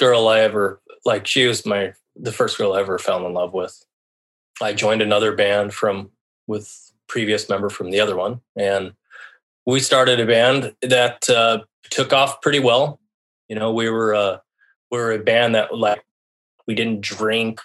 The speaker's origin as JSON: {"language": "English", "town": "La Jara", "region": "Colorado", "country": "United States", "tie": "born or raised there", "also_born_or_lived": "Seattle, Washington", "moved": "as an adult", "said": "I was born in La Jara, Colorado. Basically raised in the Southwest, where very small town. You know, the town I grew up in was 900 people"}